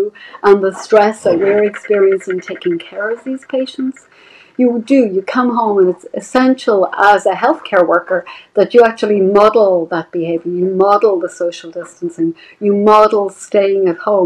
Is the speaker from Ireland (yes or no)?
yes; Dublin, Leinster, Ireland; moved away as an adult; now in United States; I'm originally from Dublin. I trained in Ireland and I came to America